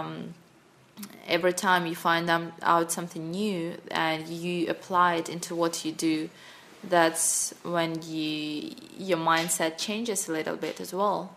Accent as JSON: {"language": "English", "region": "Sakhalin Oblast", "country": "Russia", "tie": "born or raised there", "also_born_or_lived": "Moscow, Russia / China", "second_language": "English", "moved": "as an adult", "said": "I grew up on a small, on a big island, on a small, uh, in a small town in Russia that is in the north of Japan, far east of Russia, that is called Sakhalin Island"}